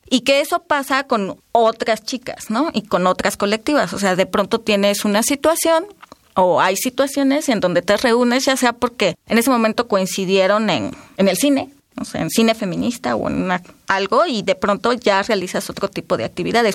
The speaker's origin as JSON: {"language": "Spanish", "region": "Oaxaca", "country": "Mexico", "said": "soy de Oaxaca"}